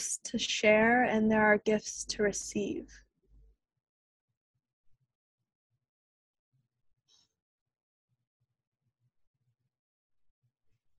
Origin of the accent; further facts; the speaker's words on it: Leesburg, Virginia, United States; also born or lived in Blue Ridge Mountains, Virginia; I was raised in Leesburg, which is a suburban town outside of Washington, D.C.